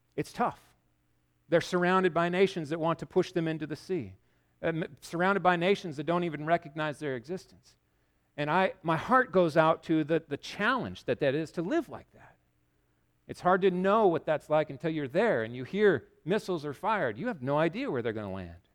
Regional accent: United States

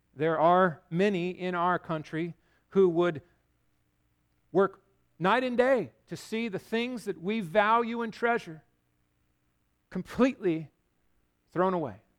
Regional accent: United States

